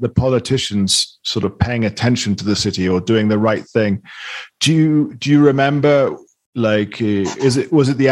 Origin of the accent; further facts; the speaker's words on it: England, United Kingdom; I'm from England